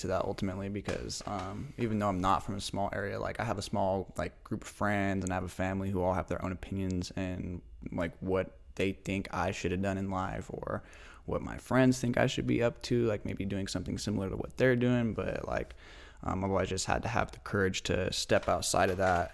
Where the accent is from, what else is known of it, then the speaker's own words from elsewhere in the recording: Spokane, Washington, United States; also born or lived in Moscow, Idaho / Lewiston / Pullman / Medical Lake; eventually we ended up in Spokane around, like, the second and third grade